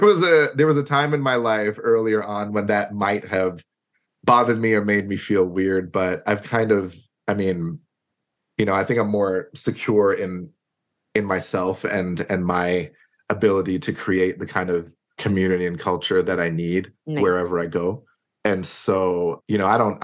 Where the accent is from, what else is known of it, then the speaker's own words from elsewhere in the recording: New York City, New York, United States; also born or lived in Cambridge / Worcester / Atlanta / Detroit; now in Durham, United Kingdom; I grew up in Brooklyn, New York